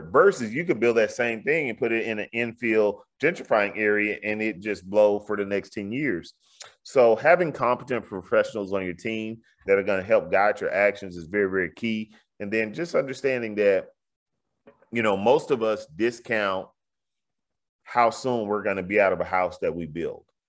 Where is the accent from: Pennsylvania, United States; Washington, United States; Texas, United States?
Texas, United States; Houston; in my old neighborhood, all of a sudden in, in the Bloody Nickel, I'm from Fifth Ward, they call this area the Bloody Nickel.